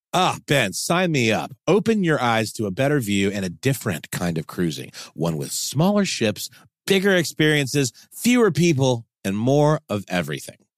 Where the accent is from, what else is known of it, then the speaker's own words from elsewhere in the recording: Germany; moved away; I grew up in Germany